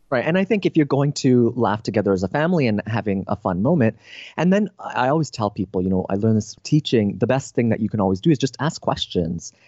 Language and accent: English; Canada; now in San Diego, United States; I'm a Canadian now living in San Diego